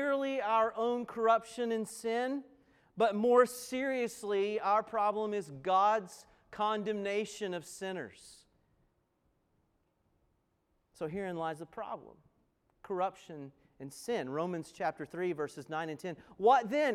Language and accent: English; Appalachian Mountains, United States; where I grew up in the Appalachian Mountains